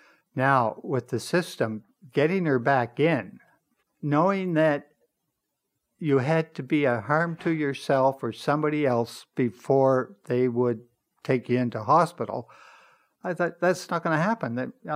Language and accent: English; Nova Scotia, Canada; now in Toronto, Canada; When I came to Toronto, I came in about 62 from Nova Scotia